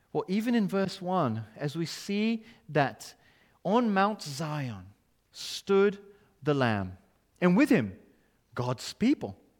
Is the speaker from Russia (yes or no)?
no; Brazil; English is a second language; now in United Kingdom; my accent shows this country is not my home. My citizenship is elsewhere.